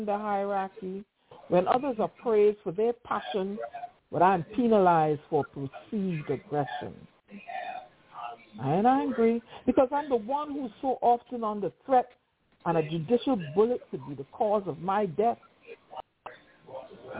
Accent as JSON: {"language": "English", "country": "Trinidad & Tobago", "tie": "born or raised there", "also_born_or_lived": "Barbados", "moved": "as an adult", "lives_now": "United States", "said": "Originally, I was born in the Twin Republics of Trinidad and Tobago in a village called Pagé. I grew up in the environs."}